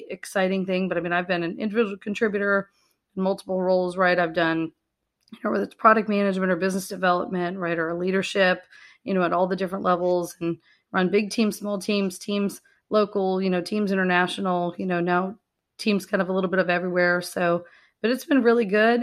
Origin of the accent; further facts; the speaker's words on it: Tampa, Florida, United States; also born or lived in Michigan; I grew up in the Tampa Bay area